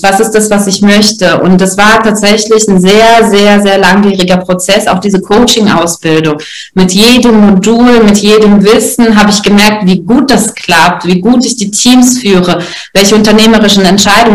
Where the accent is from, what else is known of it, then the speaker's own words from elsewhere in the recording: Russia; moved away; ich als Russin